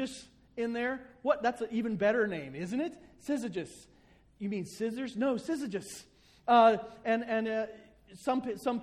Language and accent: English; the South, United States; I grew up in the South